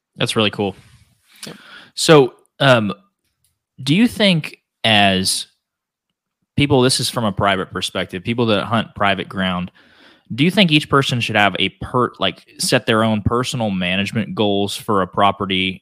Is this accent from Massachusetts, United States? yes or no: no; Northeast Oklahoma, United States; I grew up in Northeast Oklahoma